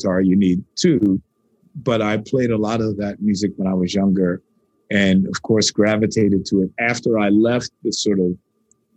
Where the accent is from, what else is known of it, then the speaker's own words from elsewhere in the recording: New York, United States; I'm a New Yorker